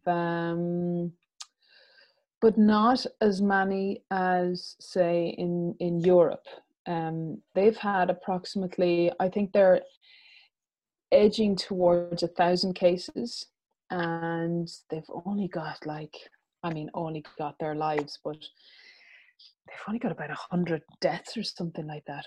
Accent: Ireland; we were irish

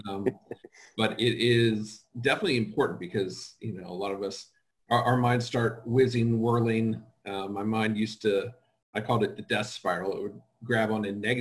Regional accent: Cincinnati, Ohio, United States; I am from Cincinnati, Ohio.

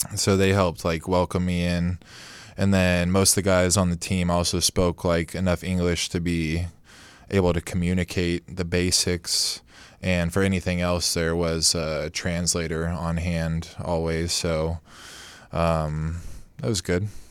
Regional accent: Modesto, California, United States; I'm from Modesto, which there's not a lot of competition

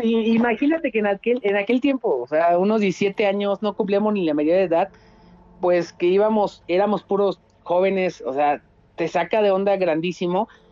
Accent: Querétaro, Mexico; yo soy, o sea, somos de Querétaro

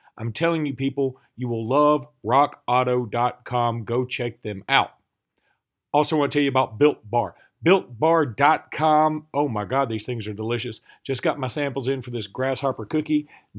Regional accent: Alabama, United States; We're from Alabama.

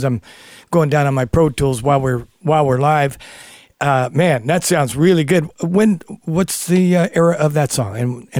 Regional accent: San Leandro, California, United States; I grew up in Northern California in a little place near Oakland, California called San Leandro. But our neighborhood was very blue collar.

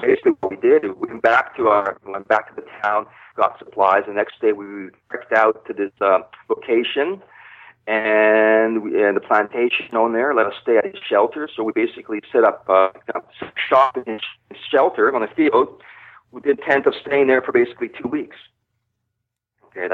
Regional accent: Pacific Northwest, United States; Well, the thing is, I'm from the Pacific Northwest, so my interpretation of remote is a little bit different.

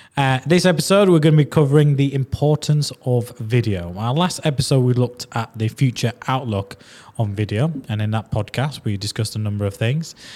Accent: Leeds, Yorkshire and the Humber, United Kingdom; accent: strong Yorkshire Leeds; I've got a strong Yorkshire Leeds accent

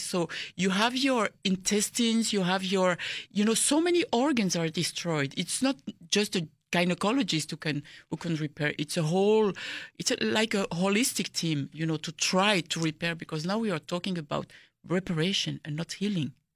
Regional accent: DR Congo; people ask me, "Where are you from?" And then I say, "Congo."

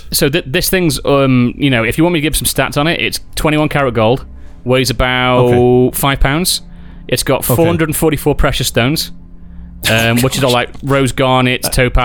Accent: Stoke-on-Trent, West Midlands, United Kingdom; my hometown of Stoke-on-Trent

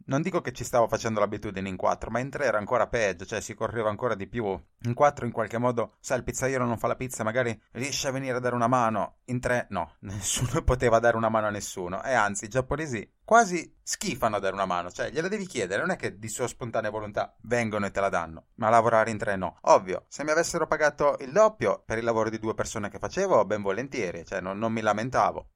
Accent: Italy; moved away as an adult; now in Tokyo, Japan; sarò costretto a tornare in Italia

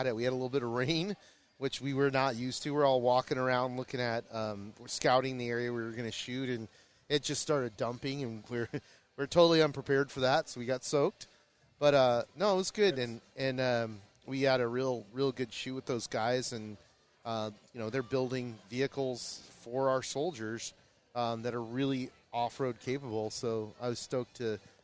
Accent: Kalamazoo, Michigan, United States; now in Southern California, United States; I'm from Michigan originally, from Kalamazoo, on the west side

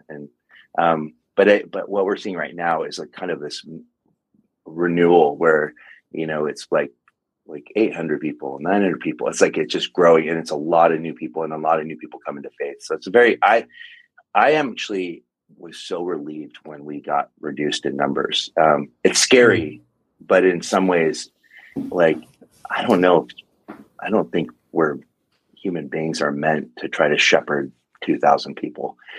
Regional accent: Longview, Washington, United States; also born or lived in Rainier, Oregon / Seattle / Spokane / California; now in Portland, United States; I grew up in Longview, Kelso, Washington

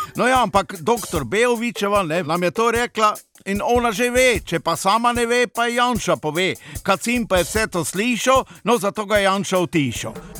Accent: Slovenia; Smo pa Slovenci

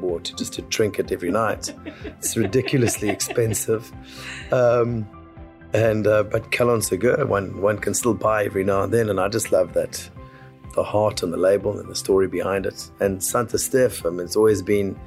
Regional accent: South Africa; we are South African

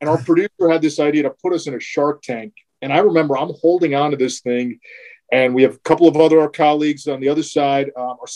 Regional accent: New Jersey, United States; You know, Tastykakes is a thing, and I'm a North Jersey guy, but we had a lot of Tastykakes uh, when I grew up in New Jersey, so that reminds me of home.

